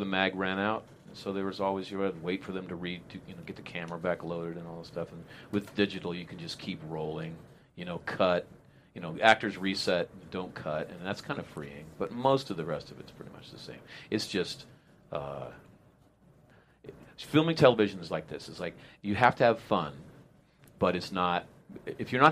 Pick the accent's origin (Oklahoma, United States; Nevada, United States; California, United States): California, United States; Modesto; I grew up in Modesto, California